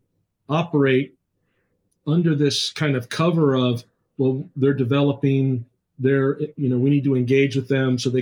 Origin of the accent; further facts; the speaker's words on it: United States; I'm an American